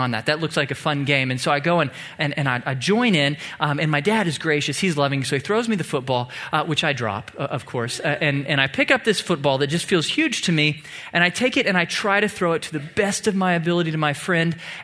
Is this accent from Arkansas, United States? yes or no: no; Tomball, Texas, United States; I grew up in Tomball, a small town about an hour south of here, where football is king